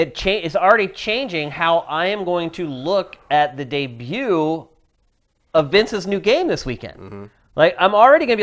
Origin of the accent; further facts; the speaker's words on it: central Pennsylvania, United States; moved away; my hometown back in central Pennsylvania